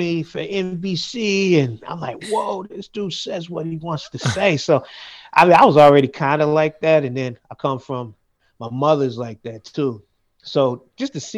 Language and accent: English; Cleveland, Ohio, United States; moved away as an adult; now in Amsterdam, Netherlands; I grew up in Cleveland, Ohio, for the most part.